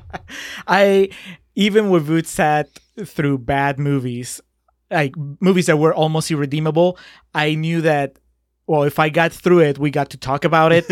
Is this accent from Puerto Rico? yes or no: no; Peru; moved away; I'm from Peru